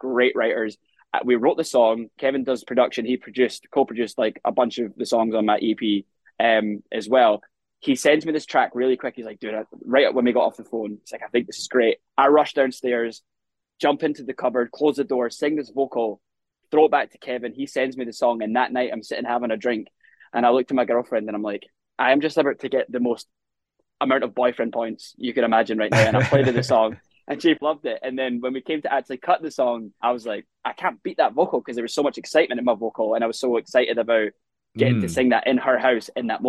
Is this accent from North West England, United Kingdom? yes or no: no; South Queensferry, Scotland, United Kingdom; moved away as an adult; now in Nashville, United States; So I grew up in a little town called South Queens Ferry